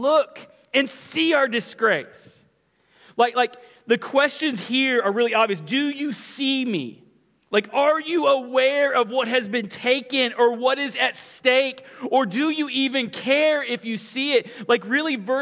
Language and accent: English; Ponca City, Oklahoma, United States; the house that I grew up in Ponca City, Oklahoma